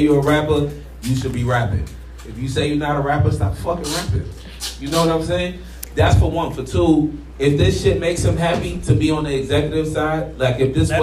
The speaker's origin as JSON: {"language": "English", "town": "New York City", "region": "New York", "country": "United States", "tie": "born or raised there", "moved": "as an adult", "lives_now": "Chicago, United States", "said": "we grew up in New York, and we grew up in Brooklyn, and we grew up in Coney Island"}